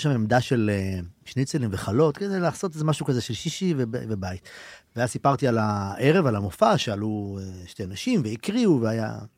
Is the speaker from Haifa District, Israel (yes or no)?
yes; Ein Carmel, Haifa District, Israel; בקיבוץ שלי